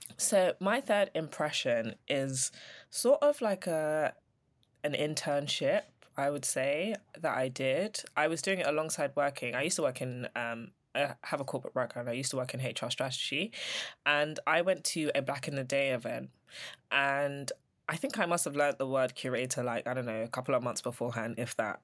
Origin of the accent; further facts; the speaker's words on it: London, United Kingdom; I'm from Elephant, so I'm a South Londoner.